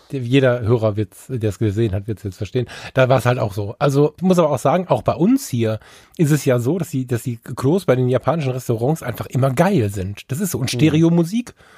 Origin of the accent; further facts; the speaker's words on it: Düsseldorf, North Rhine-Westphalia, Germany; ich bin ja Düsseldorfer